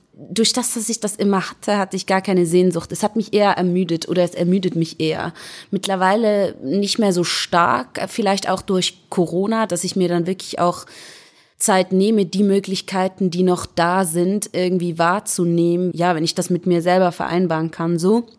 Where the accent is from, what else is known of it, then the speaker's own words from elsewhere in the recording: Zurich, Switzerland; Also ich bin in Schwammendingen aufgewachsen. Das ist so das Ghetto von Zürich